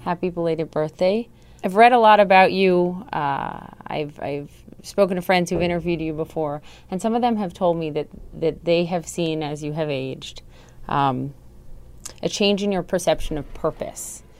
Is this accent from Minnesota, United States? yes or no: yes; Minnesota, United States; moved away; I'm from Minnesota